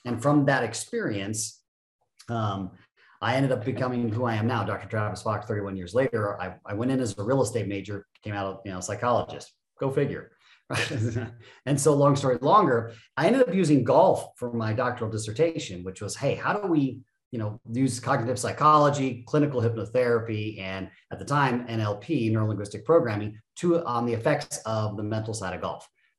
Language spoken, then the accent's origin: English; Japan; also born or lived in Germany / Phoenix, United States / Florida, United States; The snapshot is I was born in Phoenix, but I was raised in Japan and Germany for about the first 10 years of my life.